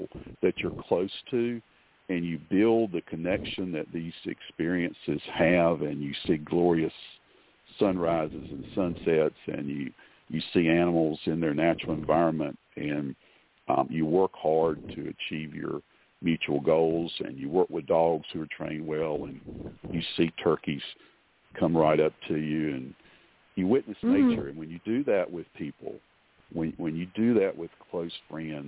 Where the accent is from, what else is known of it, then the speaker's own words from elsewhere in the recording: Eastern North Carolina, United States; Where I grew up is in Eastern North Carolina.